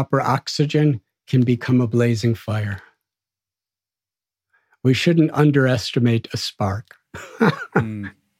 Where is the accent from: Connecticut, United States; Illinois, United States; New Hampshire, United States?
Illinois, United States; Chicago; also born or lived in India; I'm from Chicago